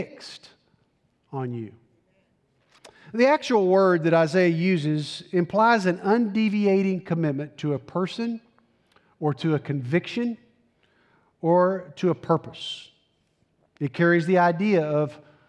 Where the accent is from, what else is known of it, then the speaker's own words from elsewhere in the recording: Tennessee, United States; I'm from Tennessee, proud product of the Tennessee public school system